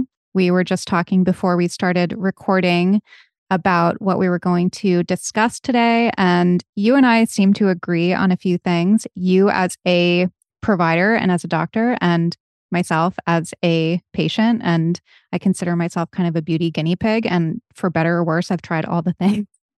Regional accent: New England, United States; I'm from New England, where in the early 2000s, it was trendy to be as tan as humanly possible.

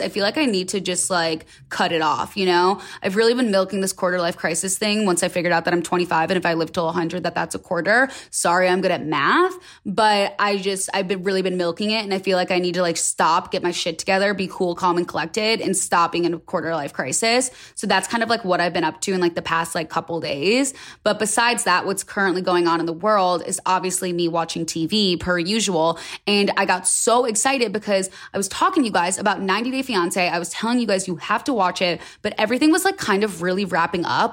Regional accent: United States; also born or lived in West Hollywood; as an American

